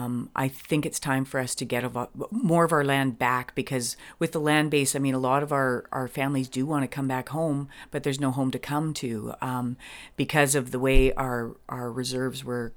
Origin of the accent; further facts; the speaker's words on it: Chehalis First Nation, British Columbia, Canada; I am from the Chiactin First Nation